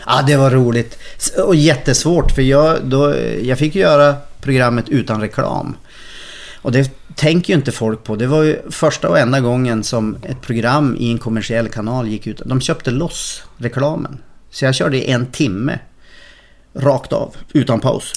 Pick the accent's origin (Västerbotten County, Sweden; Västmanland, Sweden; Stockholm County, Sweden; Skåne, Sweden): Västerbotten County, Sweden; Umeå; jag är från Umeå